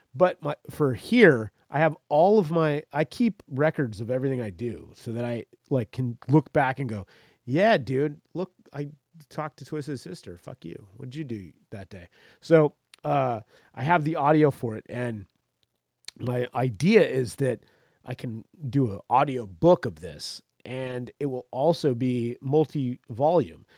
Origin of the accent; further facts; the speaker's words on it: central Florida, United States; moved away; I grew up in Florida, man, central fucking Florida